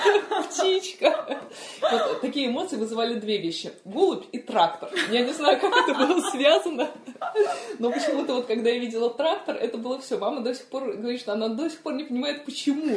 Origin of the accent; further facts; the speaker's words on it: Moscow, Russia; Да, я родилась в Москве. Э, я э, родилась в таком одном из э, старых районов Москвы